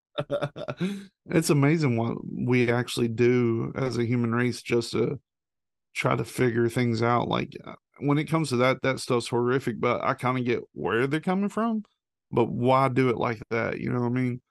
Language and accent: English; the South, United States; born or raised there